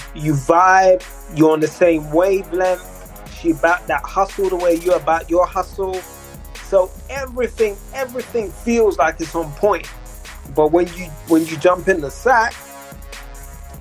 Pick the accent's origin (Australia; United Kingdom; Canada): United Kingdom; I am from the UK